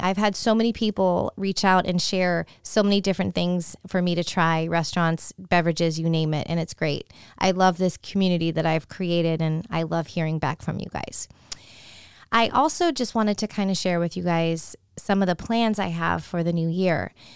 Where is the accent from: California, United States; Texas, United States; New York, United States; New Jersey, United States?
California, United States; now in Tampa, United States; Trader Joe's is one of those stores that I grew up with in California